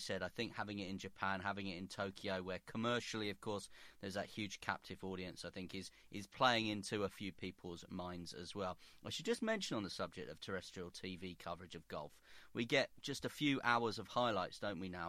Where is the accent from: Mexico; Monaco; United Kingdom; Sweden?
United Kingdom; Belfast, Northern Ireland; as a Catholic growing up in Belfast and having to make that decision between Great Britain and Ireland.